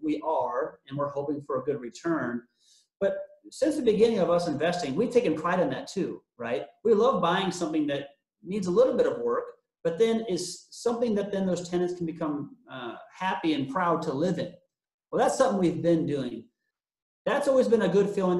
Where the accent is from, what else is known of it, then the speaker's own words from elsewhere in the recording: Omaha, Nebraska, United States; born and raised in the Omaha area, so I know the area well